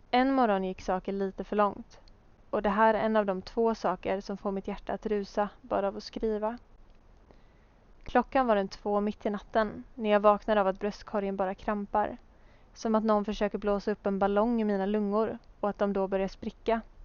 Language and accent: Swedish; Hultsfred, Kalmar County, Sweden; moved away as an adult; now in Gothenburg, Sweden; Jag föddes alltså år 1997 i Småland där jag växte upp med min familj